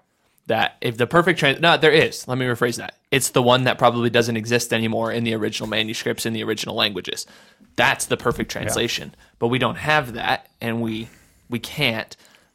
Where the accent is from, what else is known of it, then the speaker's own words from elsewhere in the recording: Sioux Falls, South Dakota, United States; Like, I know the church I grew up with going in Sioux Falls, they loved the NLT